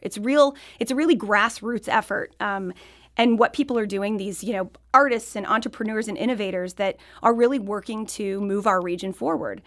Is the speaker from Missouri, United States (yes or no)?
yes; Fenton, Missouri, United States; moved away as an adult; also born or lived in Ballwin, Missouri / Paris, France; I grew up in Fenton. My family moved to Baldwin. I went to school here.